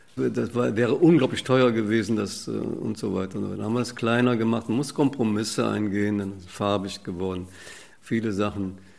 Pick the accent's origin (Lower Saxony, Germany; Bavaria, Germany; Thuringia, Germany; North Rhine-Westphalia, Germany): North Rhine-Westphalia, Germany; Cologne; in der Siedlung bin ich aufgewachsen Niederstraße 9. Das ist in der Nähe von der Agneskirche